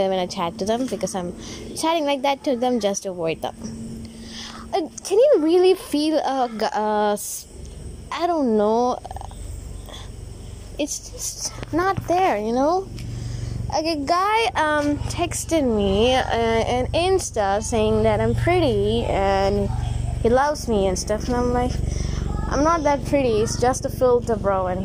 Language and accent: English; India; As an Indian girl